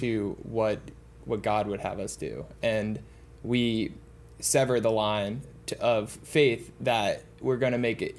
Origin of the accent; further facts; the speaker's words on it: Boston, Massachusetts, United States; I grew up in the Boston area